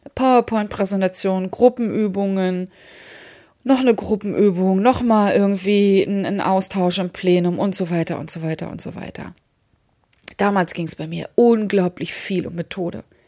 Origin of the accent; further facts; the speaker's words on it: Hamburg, Germany; ich komme aus Hamburg